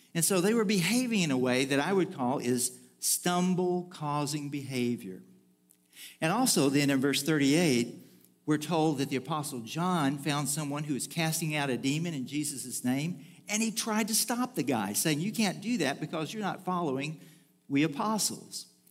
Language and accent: English; Bridge City, Texas, United States; moved away; there really isn't a way to get into my hometown without crossing a bridge of some form or fashion or another.